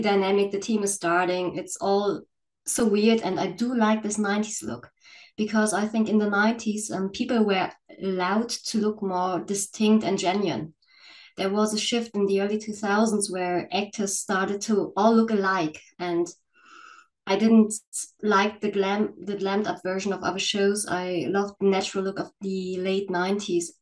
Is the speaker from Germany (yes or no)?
yes; Northern Germany, Germany; I'm from Germany. Um, well, you all know the cliches about Germany, but I'm from the northern part of Germany